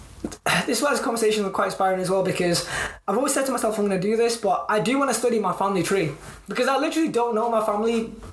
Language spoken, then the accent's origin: English; United Kingdom; first language English; I grew up in the United Kingdom between, you know, 1996 and present day